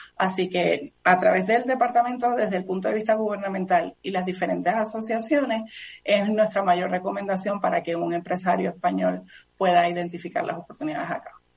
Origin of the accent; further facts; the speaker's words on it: Puerto Rico; somos parte de los Estados Unidos